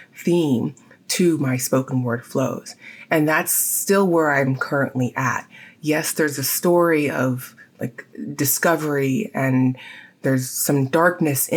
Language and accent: English; San Diego, California, United States; my hometown of San Diego